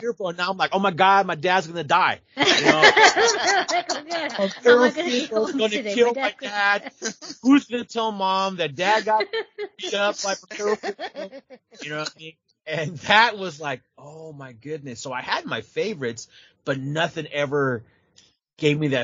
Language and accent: English; San Jose, California, United States; living in the States, my parents being immigrants, you know, taking me to the NWA in San Jose